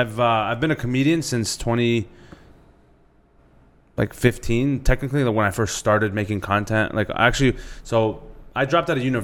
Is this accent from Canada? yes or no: yes; Toronto, Ontario, Canada; also born or lived in Markham, Ontario; I'm turning 26, and I'm from Markham, Ontario. Born and raised in Scarborough, though.